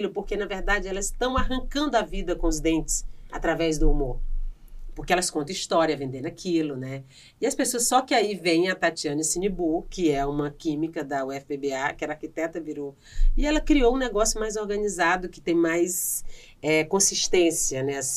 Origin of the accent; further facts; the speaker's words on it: Northeast Region, Brazil; Eu sou nordestina